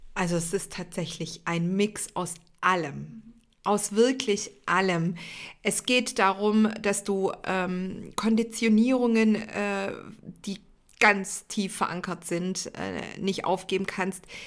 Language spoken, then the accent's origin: German; Stuttgart area, Baden-Württemberg, Germany; wer im Stuttgarter Raum aufgewachsen ist, kennt die Geschichte vielleicht oder zumindest mal den Arbeitgeber. Ich sage immer, ich bin mit dem Stern auf der Stirn aufgewachsen